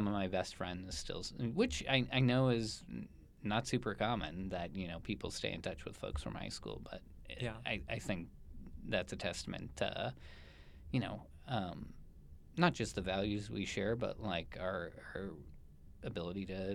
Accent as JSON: {"language": "English", "town": "Tempe", "region": "Arizona", "country": "United States", "tie": "born or raised there", "lives_now": "Phoenix, United States", "said": "I'm an Arizona native"}